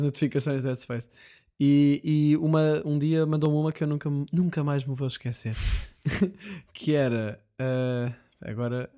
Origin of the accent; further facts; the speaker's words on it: Portugal; Somos portugueses